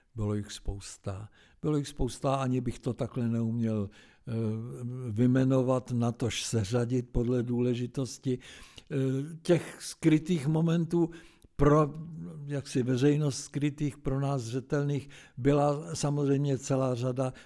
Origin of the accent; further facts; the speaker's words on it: Zbraslav, Prague, Czechia; also born or lived in Lahovice; když jsem chodil do Zbraslavy